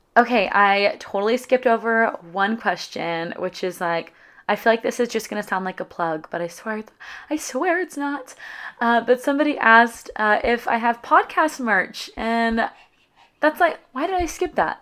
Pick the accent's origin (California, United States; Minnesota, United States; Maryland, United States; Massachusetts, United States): California, United States; moved away as an adult; also born or lived in San Diego; my hometown in California